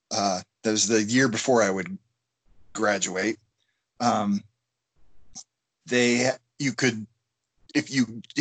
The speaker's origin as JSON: {"language": "English", "region": "Colorado", "country": "United States", "tie": "born or raised there", "also_born_or_lived": "Sacramento, California / Hawaii", "said": "I was born in Sacramento, California, in the U.S. Obviously, um, yeah. And we moved to Colorado when I was ten. Sweet. And have lived here except for grad school and the military all my life now."}